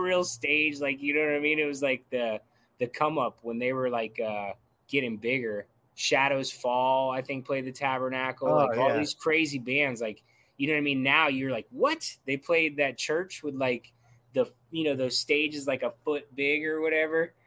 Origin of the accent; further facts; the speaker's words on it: Brevard County, Florida, United States; I'm from Brevard County. I actually still live there